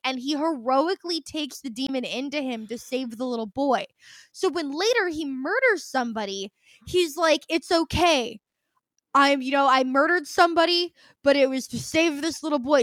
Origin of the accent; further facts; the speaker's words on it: United States; as an American